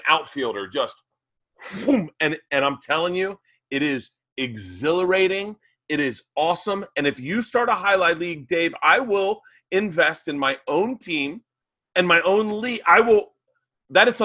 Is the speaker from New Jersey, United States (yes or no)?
no; Florida, United States; growing up in Florida